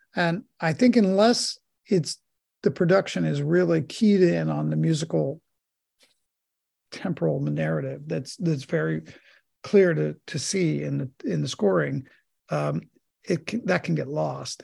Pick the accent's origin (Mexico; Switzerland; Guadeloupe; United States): United States; Pittsburgh, Pennsylvania; if you're not a Steelers fan, where I was raised, you get sent out